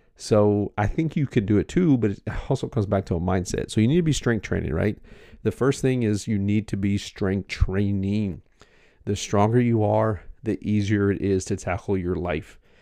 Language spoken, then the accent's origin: English; United States; I'm American